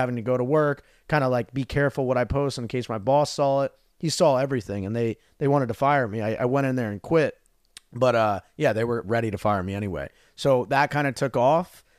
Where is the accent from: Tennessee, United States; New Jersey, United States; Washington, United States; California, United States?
New Jersey, United States; moved away as an adult; also born or lived in Arizona; I grew up in New Jersey, super cold